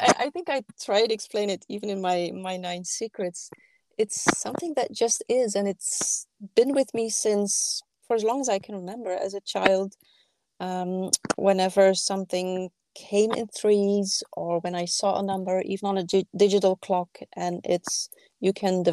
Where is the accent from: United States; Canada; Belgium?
Belgium; now in Paris, France; when I go back home to my home country in Belgium, I'm not far from the coast